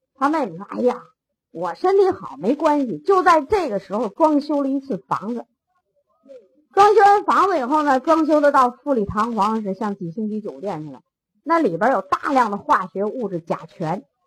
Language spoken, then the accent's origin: Chinese; China; 咱中国人